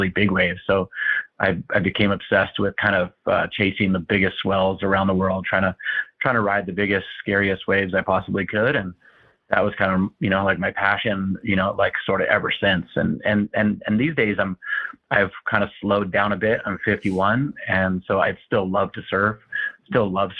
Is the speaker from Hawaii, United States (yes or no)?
yes; Kona, Hawaii, United States; I was born and raised, in a little town, called Kona in Hawaii.